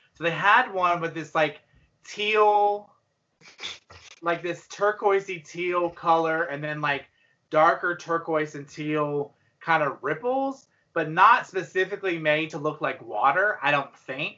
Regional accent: Gaffney, South Carolina, United States; I'm from Gaffney, South Carolina

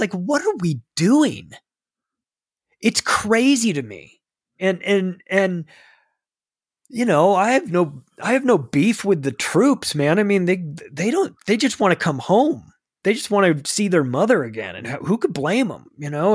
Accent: California, United States; moved away; I don't live in California anymore, but I've lived there for thirty-five years, so I can speak as a Californian then.

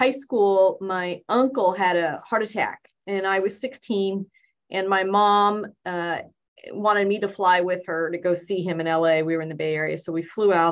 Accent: Boston, Massachusetts, United States; born there; Okay, I was born in Boston, Massachusetts and my parents were immigrants from India.

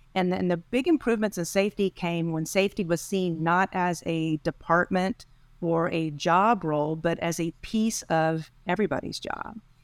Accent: Texas, United States; moved away as an adult; eventually I ended up back in, in Texas, my home state.

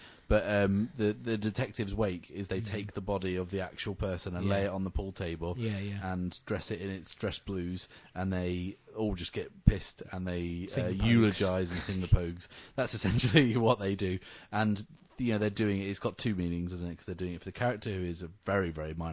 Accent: Ipswich, East of England, United Kingdom; I'm from Ipswich

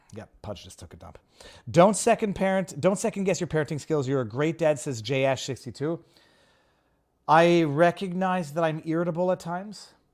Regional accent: Canada; I'm a Canadian

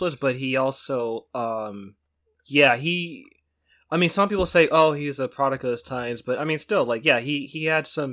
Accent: Pittsburg, California, United States; I grew up in Pittsburgh, California

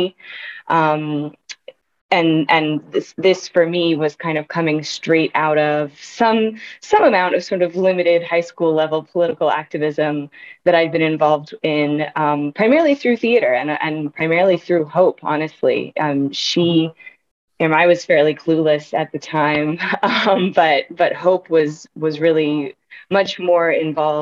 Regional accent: Durham, North Carolina, United States; moved away; also born or lived in New Mexico; I was born out in New Mexico, but grew up in North Carolina in Durham, and my parents are still there

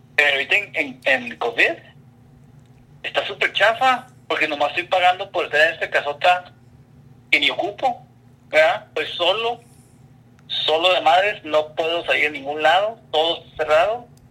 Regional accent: Ensenada, Baja California, Mexico; now in Portland, United States; yo pues crecí en Ensenada

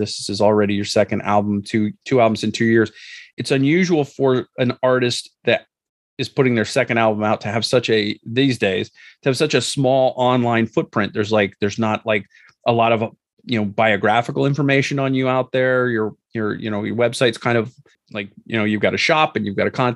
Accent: Midwestern United States, United States; I grew up in the Midwestern United States

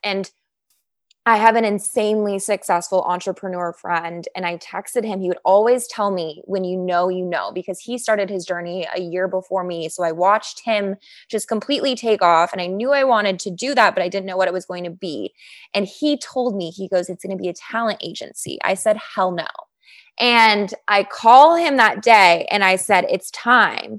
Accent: Chicago, Illinois, United States; moved away as an adult; also born or lived in Lake Forest, Illinois / Northbrook, Illinois; now in Los Angeles, United States; I'm from Chicago. So after college, I moved back to Chicago. I'm from the northern suburbs. So originally Lake Forest, then moved to Northbrook.

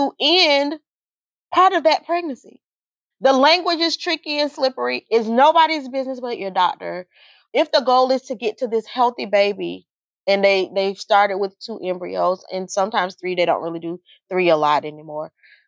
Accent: Georgia, United States; this little tiny Pentecostal lady in the Bible Belt, because we're from Georgia

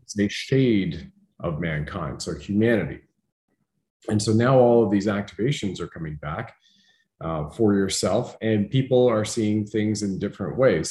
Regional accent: Canada; being a Canadian

